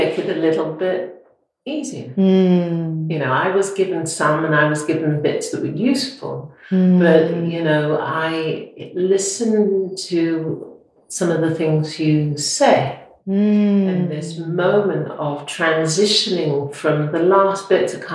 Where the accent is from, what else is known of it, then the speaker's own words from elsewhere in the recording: Preston, North West England, United Kingdom; moved away; also born or lived in Yorkshire; I was born in Preston.